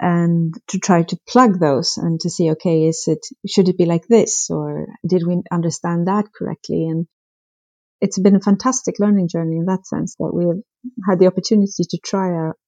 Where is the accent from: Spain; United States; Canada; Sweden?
Sweden; English is a second language; I've of course noticed that addressing is often not as well developed as I was used to from Sweden.